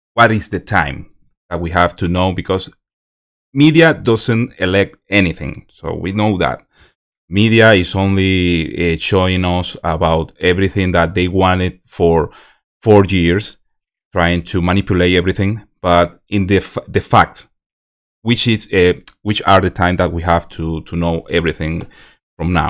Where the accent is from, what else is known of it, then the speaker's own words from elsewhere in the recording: Venezuela; English is a second language; moved away; I'm from Venezuela